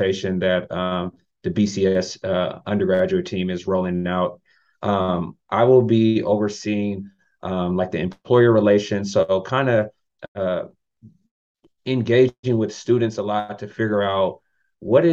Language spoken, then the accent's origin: English; California, United States; moved away as an adult; also born or lived in Utah; now in Florida, United States; I'm from California